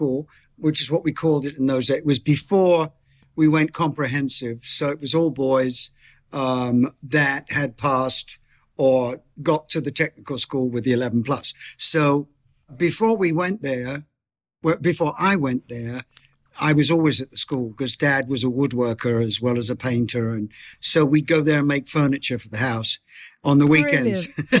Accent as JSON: {"language": "English", "town": "Bromley", "region": "London", "country": "United Kingdom", "tie": "born or raised there", "said": "I was born in Beckenham Hospital and lived in the area of Bromley."}